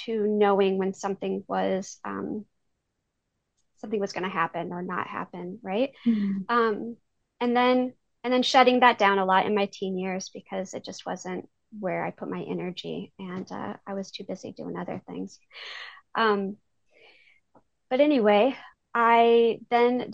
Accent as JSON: {"language": "English", "region": "Iowa", "country": "United States", "tie": "born or raised there", "said": "I am from Iowa. I have lived here my whole life"}